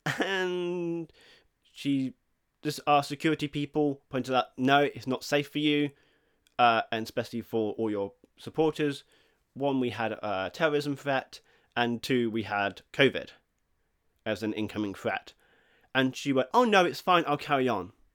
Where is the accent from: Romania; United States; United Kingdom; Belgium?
United Kingdom; England; I may not be Swedish, I am English